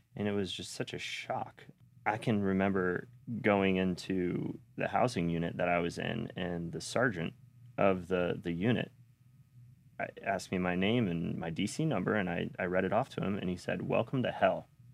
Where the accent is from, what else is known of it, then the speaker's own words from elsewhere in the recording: Sarasota, Florida, United States; also born or lived in North Las Vegas / Bradenton; I was raised here in Sarasota. and Bradenton out by, which is now Lakewood Ranch